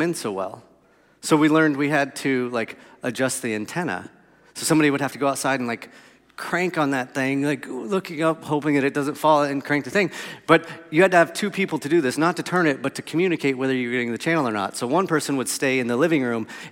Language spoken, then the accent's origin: English; Melbourne, Florida, United States; So I grew up on Ironwood Road in Melbourne, Florida, in a two-story house.